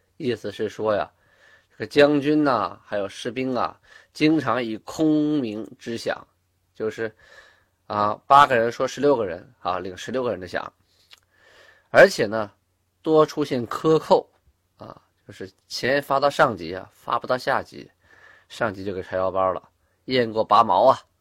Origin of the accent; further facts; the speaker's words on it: Shenyang, Liaoning, China; 小的时候我就出生在东陵区，现在呢，我家那地方变为沈河区了